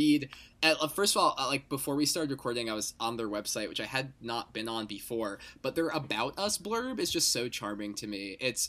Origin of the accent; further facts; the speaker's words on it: New Jersey, United States; I am from New Jersey, and I'm in New Jersey right now. But for a couple months in fall of 2020, I was spending time in Texas because I was working down there for a little bit.